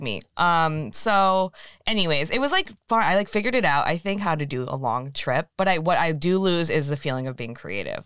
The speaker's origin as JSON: {"language": "English", "area": "San Francisco Bay Area", "region": "California", "country": "United States", "also_born_or_lived": "Walnut Creek, California", "moved": "yes", "said": "I was back in the Bay because I'm from there"}